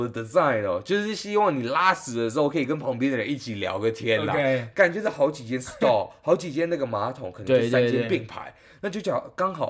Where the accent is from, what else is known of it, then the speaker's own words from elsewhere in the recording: Taiwan; moved away; 像我们台湾人一般会觉得很尴尬